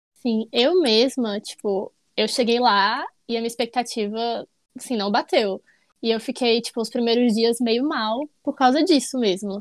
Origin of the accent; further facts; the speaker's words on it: Brasília, Federal District, Brazil; eu sou de Brasília